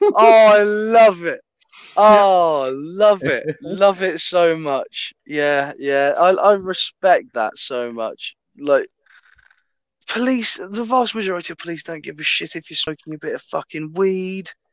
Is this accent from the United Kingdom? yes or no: yes; England, United Kingdom; I'm an English Matthew McConaughey